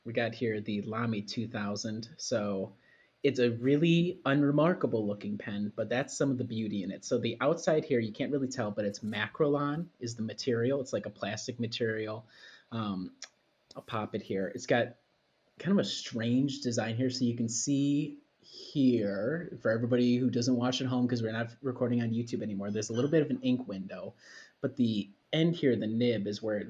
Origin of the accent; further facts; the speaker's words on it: Midwest, United States; as a Midwesterner